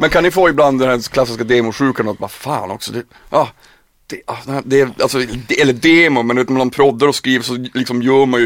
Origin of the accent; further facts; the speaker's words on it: Piteå, Norrbotten County, Sweden; jag kommer från Piteå